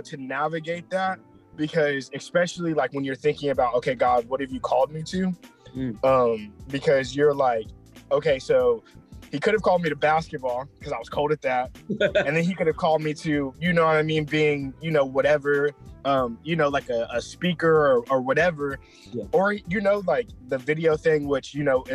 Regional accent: Lewisville, Texas, United States; I'm originally from Texas. I've never left here. You feel me? I've always been here. Yeah. Bro, I grew up in Louisville and I've never lived anywhere 30 minutes away from there

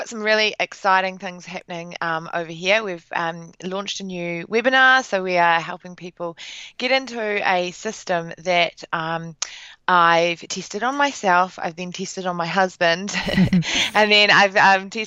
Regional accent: New Zealand; Basically, I'm from New Zealand

